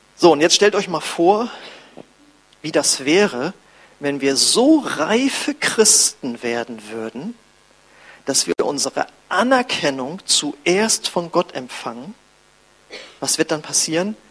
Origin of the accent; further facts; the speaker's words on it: Germany; als ich wieder in Deutschland war